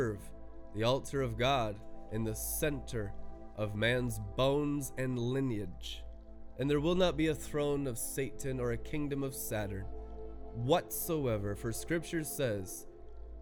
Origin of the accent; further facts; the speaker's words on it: Colorado, United States; where I was going to my senior year in Colorado, Littleton, Colorado